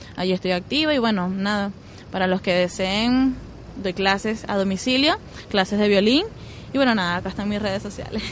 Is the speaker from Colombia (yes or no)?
no; Guarenas, Miranda, Venezuela; moved away as an adult; also born or lived in Zulia / Caracas; now in Buenos Aires, Argentina; nací en el Zulia y después de los 6 años me mudé a Guarenas